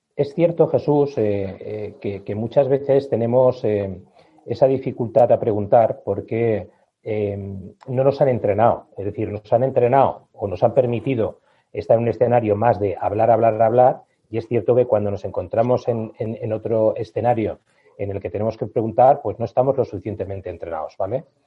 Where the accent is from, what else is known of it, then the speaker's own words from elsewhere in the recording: Spain; Estamos en España, somos latinos